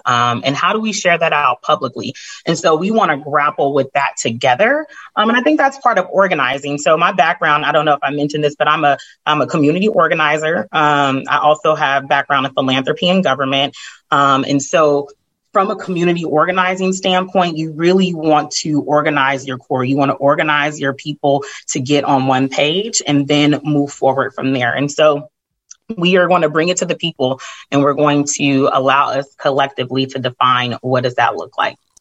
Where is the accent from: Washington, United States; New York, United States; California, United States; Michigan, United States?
California, United States; I'm from California